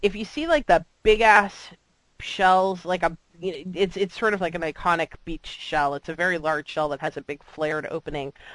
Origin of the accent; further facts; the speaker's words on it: South Florida, United States; moved away as an adult; growing up in South Florida